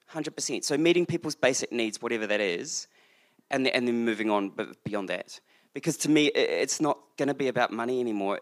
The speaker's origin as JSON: {"language": "English", "country": "New Zealand", "said": "being a New Zealander"}